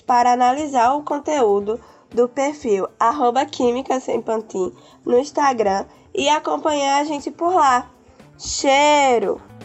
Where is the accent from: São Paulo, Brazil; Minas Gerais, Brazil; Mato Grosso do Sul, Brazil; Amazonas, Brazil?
Amazonas, Brazil; interior of; also born or lived in Manaus; Eu sou nascido em Manaus, na capital, mas uhum. até os nove anos eu fui criado no interior do Amazonas